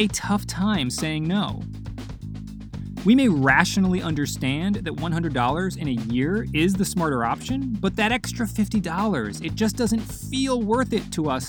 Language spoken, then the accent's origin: English; Providence, Rhode Island, United States; my hometown of Providence, Rhode Island